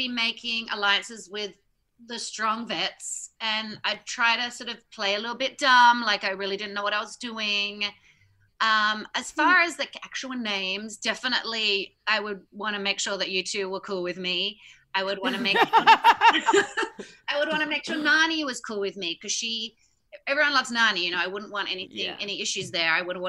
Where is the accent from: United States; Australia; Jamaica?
Australia; I'm Australian, like, I'm a good swimmer.